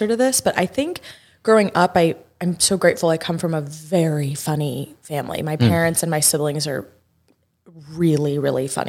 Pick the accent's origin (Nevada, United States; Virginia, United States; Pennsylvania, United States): Nevada, United States; Las Vegas; moved away; I grew up in Vegas